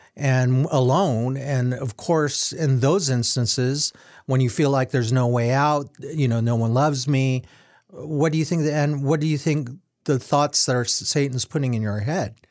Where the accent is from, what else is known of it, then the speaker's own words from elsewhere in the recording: United States; being Asian American